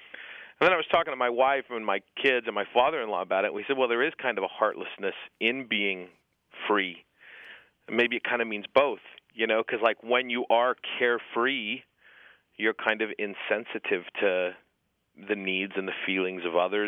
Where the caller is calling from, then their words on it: Southampton, New York, United States; I'm calling from Southampton, New York.